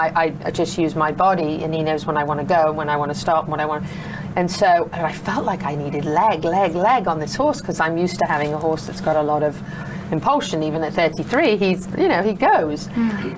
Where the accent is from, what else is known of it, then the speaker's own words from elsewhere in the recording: England, United Kingdom; I'm from England and I'm learning about Dales ponies.